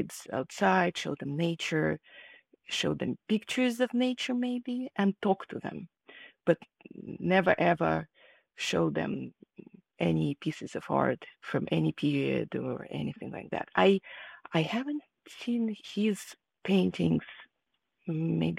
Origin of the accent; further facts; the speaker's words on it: Kharkiv, Kharkiv Oblast, Ukraine; moved away as an adult; now in California, United States; I was born in Ukraine, in the city of Kharkiv, and at that moment it was part of the USSR. I grew up there, and I moved to the United States after I finished my higher education